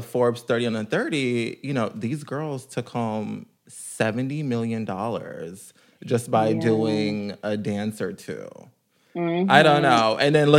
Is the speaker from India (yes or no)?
no; Jamaica; I'm Jamaican.